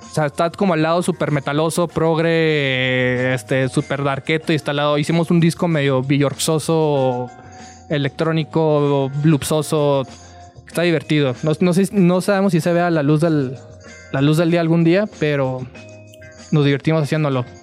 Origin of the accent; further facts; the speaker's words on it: Tijuana, Baja California, Mexico; Perdón, soy de Tijuana, entonces todavía tengo problema de diferenciar entre satélite y Ciudad de México.